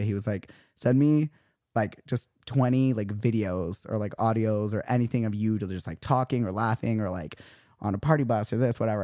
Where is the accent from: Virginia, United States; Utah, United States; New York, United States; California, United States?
Utah, United States; now in Los Angeles, United States; we're both from Utah